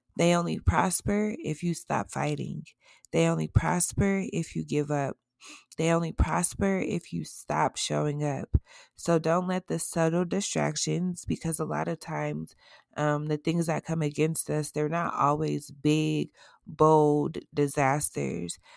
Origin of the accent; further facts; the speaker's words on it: Colorado, United States; my home state in Aurora, Colorado, Inglewood, Castle Rock